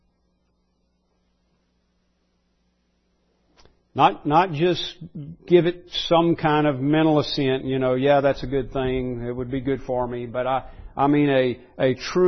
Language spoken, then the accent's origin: English; United States